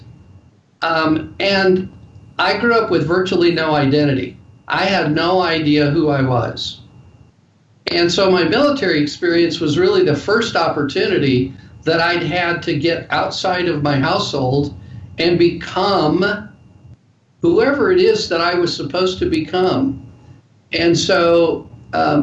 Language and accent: English; Denver, Colorado, United States; I was born and raised in Denver, Colorado